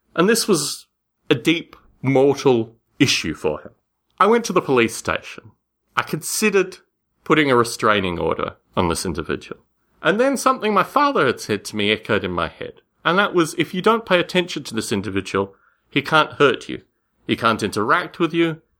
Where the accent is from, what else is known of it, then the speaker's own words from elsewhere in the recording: Australia; When I was a kid growing up in Australia